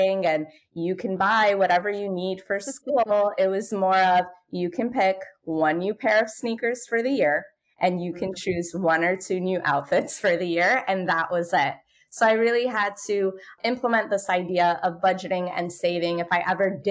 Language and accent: English; New York City, New York, United States; I'm born and raised in Brooklyn, New York. I'm the daughter of low-income Moroccan immigrants.